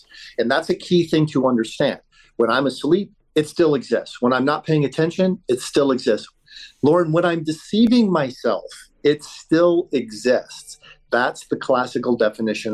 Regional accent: Colorado, United States; I'm from Colorado. I'm actually in Jerusalem as we're having this conversation

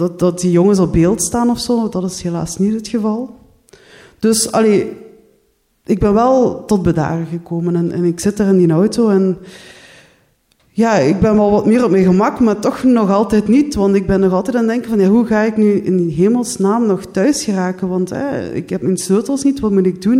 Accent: Limburg, Flanders, Belgium; moved away as an adult; also born or lived in Ghent; now in Brussels, Belgium; Jullie horen het al, ik ben niet afkomstig uit Brussel, ik ben uit Limburg

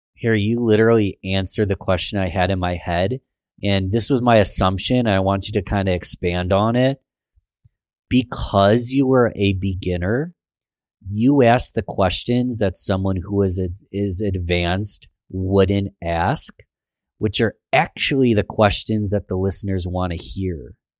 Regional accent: Rochester, New York, United States; born and raised in Rochester, New York, love my city

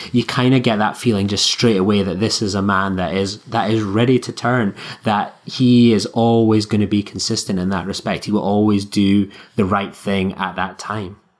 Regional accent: Scotland, United Kingdom

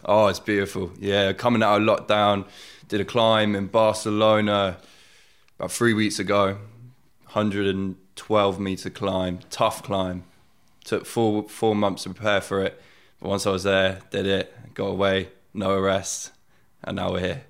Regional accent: Oxford, South East England, United Kingdom; born and bred in Oxford

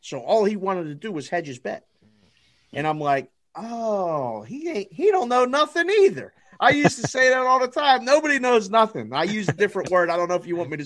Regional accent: Pittsburgh, Pennsylvania, United States; moved away as an adult; also born or lived in Las Vegas, Nevada; I'm from Pittsburgh because I was born and raised there

